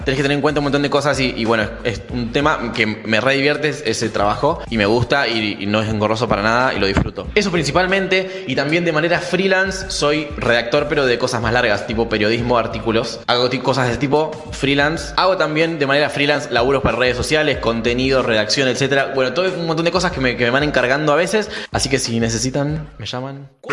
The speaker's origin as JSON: {"language": "Spanish", "town": "Rafaela", "region": "Santa Fe", "country": "Argentina", "tie": "born or raised there", "moved": "yes", "lives_now": "Rosario, Argentina", "said": "nací en Rafaela, pero vivo en Rosario hace unos cuantos años"}